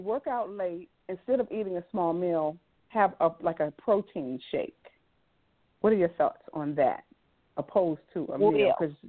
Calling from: Maryland, United States; I'm calling from Maryland.

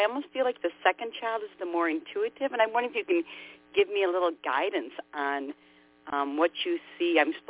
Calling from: Minnesota, United States; Minnesota, 6/8/65.

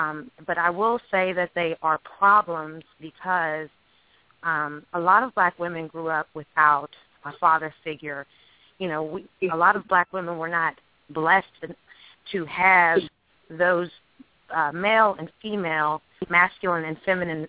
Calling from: Alexandria, Virginia, United States; I'm calling from Alexandria, Virginia.

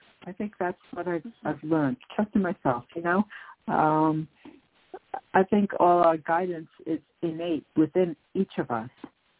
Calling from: New York, United States; calling from New York.

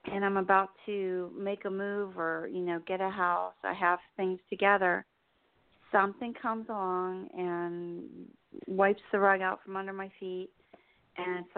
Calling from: New Jersey, United States; in New Jersey.

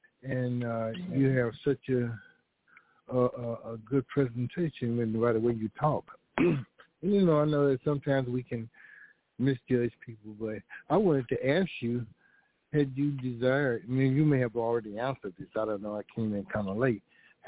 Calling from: Fort Worth, Texas, United States; And I'm calling from Fort Worth.

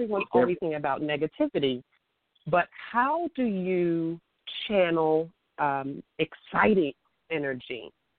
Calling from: New York City, New York, United States; Hello, Divine Prince. … from New York City and your comment section.

